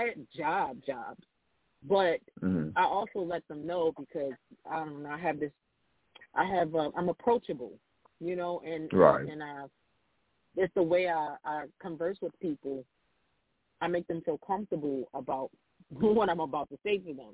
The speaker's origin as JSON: {"language": "English", "town": "Baltimore", "region": "Maryland", "country": "United States", "said": "I'm from Baltimore"}